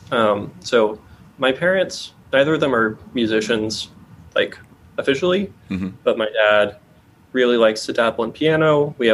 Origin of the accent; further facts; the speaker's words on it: Austin, Texas, United States; Austin, Texas.